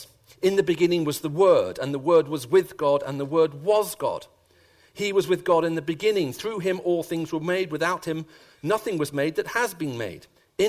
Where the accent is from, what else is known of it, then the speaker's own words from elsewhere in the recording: Sharjah, United Arab Emirates; also born or lived in Saudi Arabia; So I grew up as a child, first of all, in Saudi Arabia, and then, in the United Arab Emirates in Sharjah. And those are my earliest childhood memories.